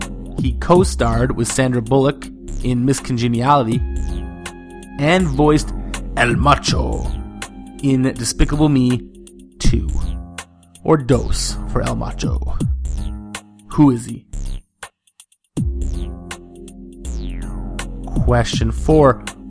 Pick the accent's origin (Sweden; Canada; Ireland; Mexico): Canada; I'm Canadian and that means I'm polite